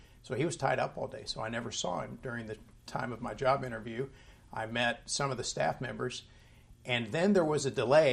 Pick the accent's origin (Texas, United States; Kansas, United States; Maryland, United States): Kansas, United States; Topeka; also born or lived in Wichita, Kansas; I was born in Kansas. I lived in Wichita, Kansas. Moved to Topeka at the age of 10